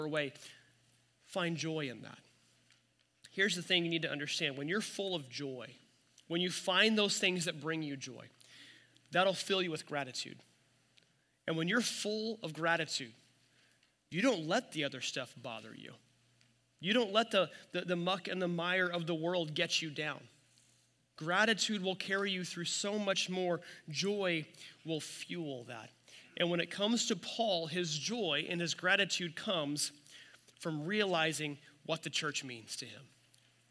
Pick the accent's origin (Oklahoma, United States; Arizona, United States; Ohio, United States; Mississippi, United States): Oklahoma, United States; Miami; Leon Weiss that was kind of Miami's pastor, my hometown